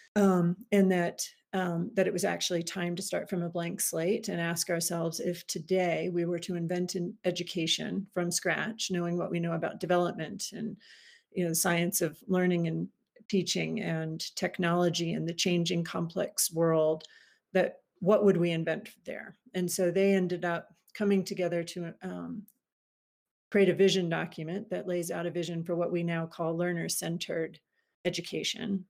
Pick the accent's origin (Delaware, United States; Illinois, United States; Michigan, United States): Delaware, United States; Wilmington; now in Washington, DC, United States; I am from originally from Wilmington, Delaware, so just outside of Philly.